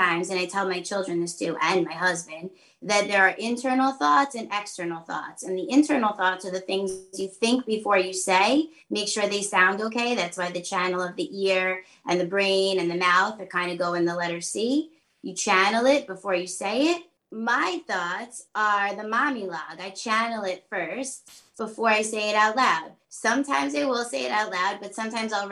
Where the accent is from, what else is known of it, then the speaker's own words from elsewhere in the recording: Long Island, New York, United States; I'm from Long Island